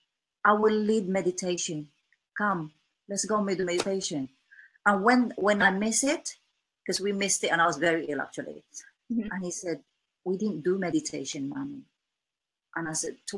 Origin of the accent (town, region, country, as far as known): Philippines; English is a second language; now in England, United Kingdom